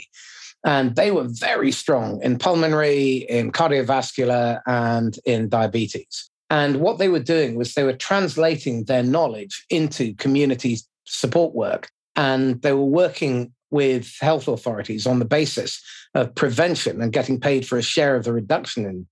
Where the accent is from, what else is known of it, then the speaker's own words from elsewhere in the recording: United Kingdom; being British